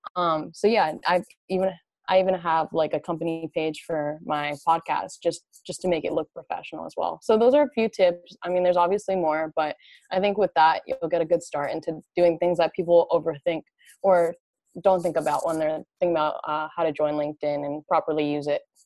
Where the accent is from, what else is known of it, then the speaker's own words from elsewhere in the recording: New Jersey, United States; moved away as an adult; also born or lived in California; I'm originally from New Jersey, and I came out to California originally for college